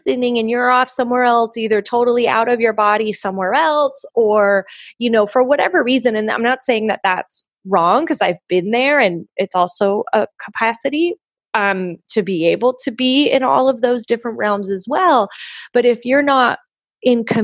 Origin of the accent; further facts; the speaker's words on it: Puerto Rico; moved away; also born or lived in Florida; I'm from Puerto Rico and I used to live in Florida